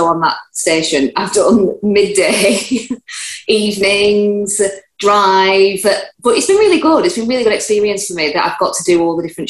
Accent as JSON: {"language": "English", "town": "Preston", "region": "North West England", "country": "United Kingdom", "also_born_or_lived": "London", "moved": "as an adult", "lives_now": "Abu Dhabi, United Arab Emirates", "said": "I'm from Preston, but I was living in London for 8 years"}